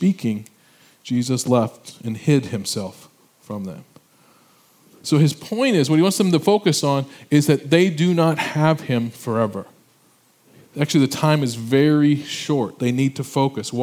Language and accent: English; Illinois, United States; moved away as an adult; I'm from Illinois, I went back to my high school reunion